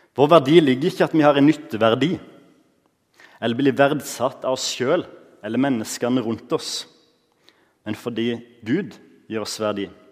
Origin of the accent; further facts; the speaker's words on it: Norway; Når jeg vokste opp på Givland